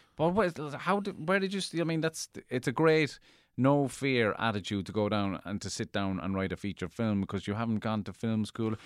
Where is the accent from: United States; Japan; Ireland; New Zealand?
Ireland; Cork, Munster; I grew up in Cork